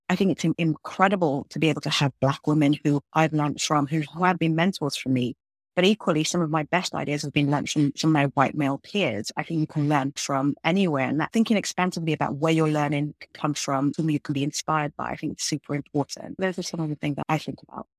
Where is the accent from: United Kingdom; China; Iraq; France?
United Kingdom; London; moved away as an adult; now in United States; I grew up in London. I was born in London.